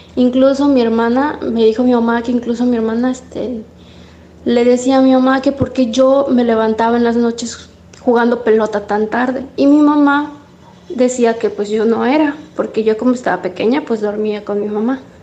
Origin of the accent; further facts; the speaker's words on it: Mérida, Yucatán, Mexico; somos de aquí de Mérida, Yucatán